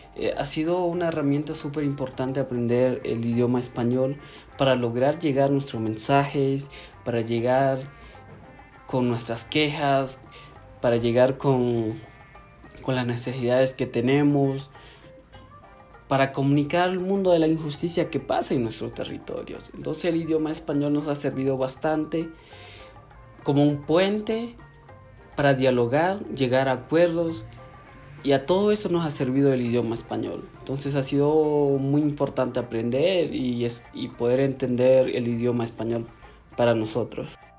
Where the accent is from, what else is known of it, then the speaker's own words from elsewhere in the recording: Northern Ecuadorian Amazon, Ecuador; Soy de la nacionalidad Ciecobain, que significa gente multicolor. Nosotros vivimos en la Amazonía norte del Ecuador